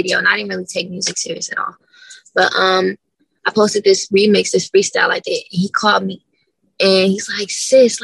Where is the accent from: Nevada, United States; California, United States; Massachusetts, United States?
Nevada, United States; Las Vegas; I grew up in a rough area